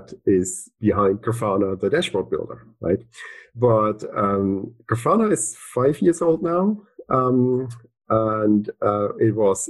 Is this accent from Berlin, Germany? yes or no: yes; Berlin, Germany; moved away as an adult; also born or lived in Dublin, Ireland; I'm from Berlin. I was all my life in Berlin, essentially, until I got that Google job, which was in Dublin, Ireland